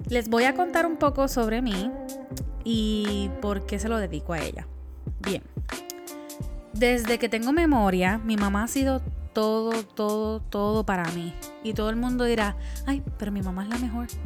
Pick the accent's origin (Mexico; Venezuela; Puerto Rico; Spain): Puerto Rico; yo soy la boricua fuera de la isla.